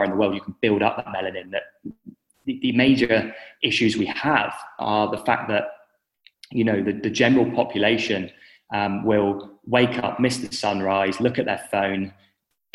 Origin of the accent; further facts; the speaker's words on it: England, United Kingdom; moved away as an adult; now in Western Australia, Australia; I'm obviously from the United Kingdom, from England, but I'm living in Western Australia